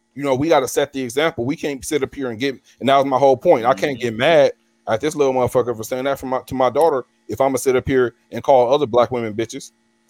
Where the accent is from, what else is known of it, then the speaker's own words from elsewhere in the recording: Pomona, California, United States; Growing up in Pomona, I was sheltered.